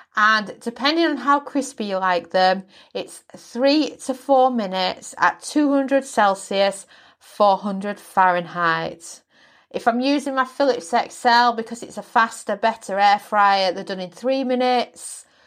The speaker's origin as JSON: {"language": "English", "region": "Yorkshire and the Humber", "country": "United Kingdom", "tie": "born or raised there", "also_born_or_lived": "London", "accent": "Yorkshire", "said": "moved, um, up to Yorkshire as a toddler"}